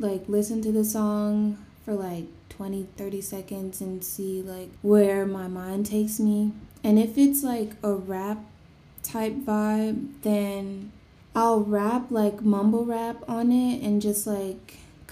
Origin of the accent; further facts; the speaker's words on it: New Jersey, United States; growing up in New Jersey, I'm from New Jersey.